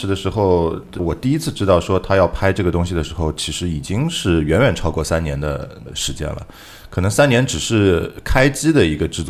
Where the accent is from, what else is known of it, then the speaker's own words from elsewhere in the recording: Shanghai, China; 就说你作为一个上海人，你对“不想”这两个字是怎么理解的？